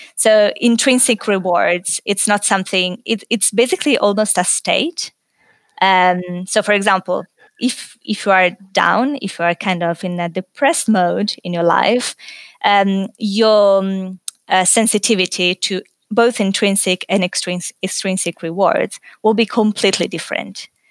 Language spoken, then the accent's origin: English; Italy; moved away as an adult; also born or lived in Paris, France / United Kingdom; now in Australia; So, originally, I'm, I'm from Italy